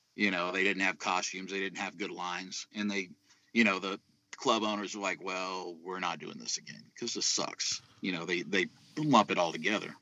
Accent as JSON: {"language": "English", "region": "South Texas", "country": "United States", "said": "I'm from I'm from South Texas"}